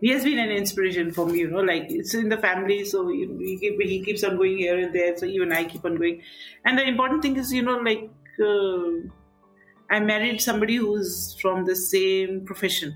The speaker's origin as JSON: {"language": "English", "town": "Darjeeling", "region": "West Bengal", "country": "India", "tie": "born or raised there", "moved": "yes", "said": "growing up in Darjeeling"}